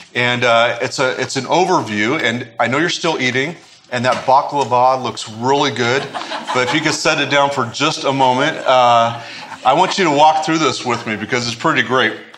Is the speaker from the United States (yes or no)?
yes; United States; as Americans